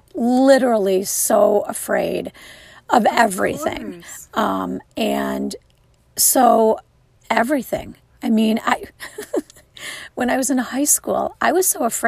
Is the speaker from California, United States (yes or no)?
no; Wilmette, Illinois, United States; I grew up in the northern suburbs of Illinois